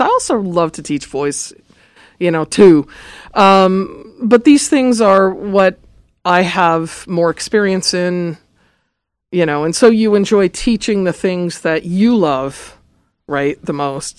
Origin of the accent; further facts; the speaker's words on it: Los Angeles, California, United States; I grew up in Los Angeles. I'm a native, born and raised